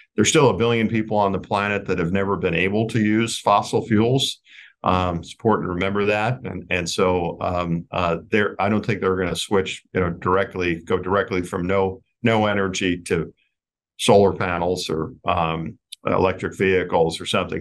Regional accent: United States

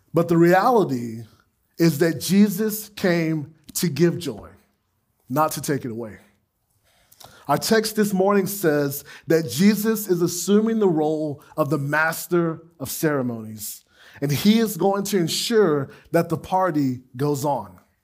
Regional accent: Gainesville, United States; my hometown on the far east side of Gainesville

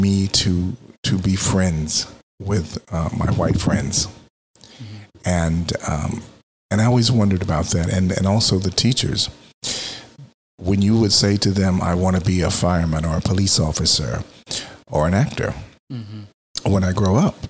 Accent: Texas, United States; now in Philadelphia, United States; I grew up in Texas

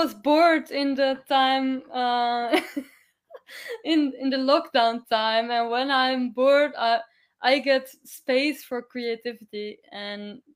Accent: Amsterdam, North Holland, Netherlands; I am coming from Amsterdam

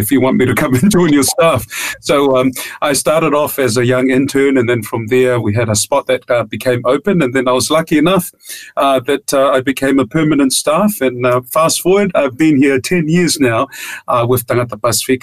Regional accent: Auckland, New Zealand; also born or lived in Tonga; I was about 9 years old when I moved from Tonga to Aotearoa. So my father came to build a church on Whawhana Road here in Auckland, in Mangere

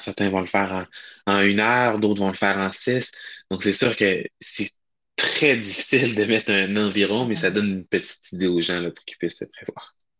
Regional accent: Charlevoix, Quebec, Canada; moved away; moi je suis originaire de Charlevoix, plus maintenant, mais oui, à la base, là, je viens de Charlevoix

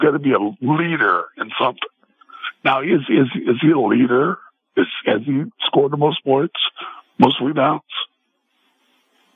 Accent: Sacramento, California, United States; we're in my hometown

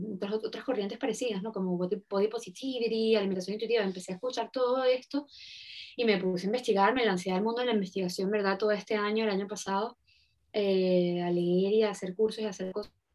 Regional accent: Venezuela; en Venezuela, en mi país

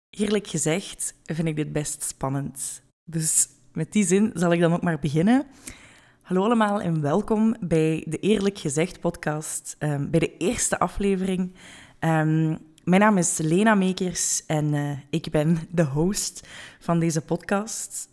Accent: Hasselt, Flanders, Belgium; moved away as an adult; now in Weert, Netherlands; ik ben geboren en getogen in Hasselt, maar woon op dit moment in Weert in Nederland met mijn vriend

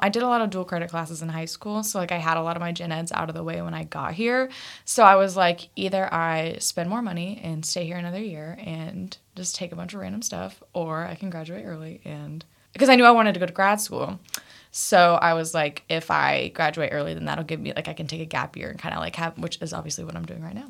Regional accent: Topeka, Kansas, United States; moved away as an adult; also born or lived in Fayetteville, Arkansas; I'm from Topeka, Kansas. I, yeah, I was raised on, like, a farm. So, like, I have the classic, like, Kansas upbringing experience

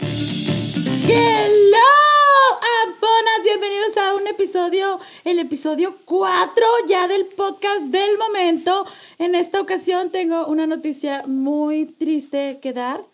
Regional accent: Monterrey, Nuevo León, Mexico; accent: golpeado; eres de Monterrey, hablas bien, golpeado

